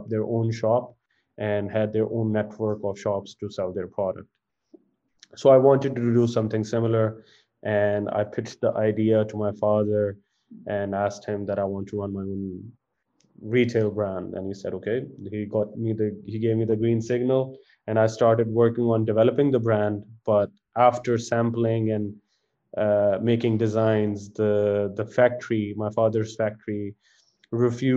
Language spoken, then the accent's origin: English; Faisalabad, Punjab, Pakistan; also born or lived in Edinburgh / London; So I was born in Faisalabad and raised in Faisalabad, which is one of the textile hubs in Pakistan.